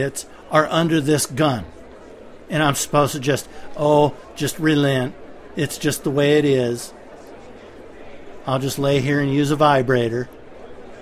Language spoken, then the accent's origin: English; United States; I'm an American